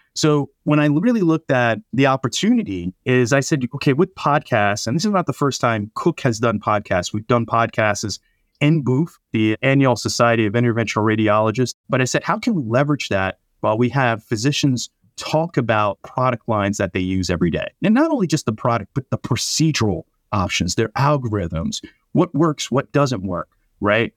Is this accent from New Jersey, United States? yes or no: yes; New Jersey, United States; I'm born and raised in South Jersey